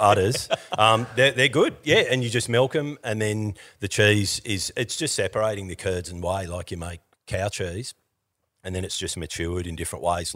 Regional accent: Victoria, Australia; I grew up in Victoria.

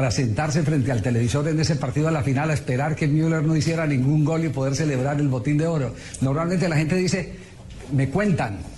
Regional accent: Colombia; se lo comparto como colombiano.

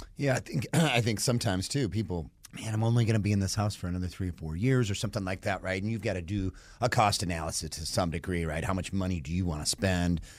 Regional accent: Michigan, United States; now in Georgia, United States; I'm from Michigan

